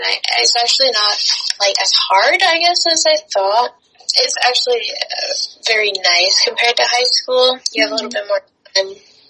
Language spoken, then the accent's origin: English; Irvine, California, United States; also born or lived in Colorado / Minnesota / Texas; I was born in Colorado, And then, but I like kind of grew up in Irvine, California, but I've moved a lot as well.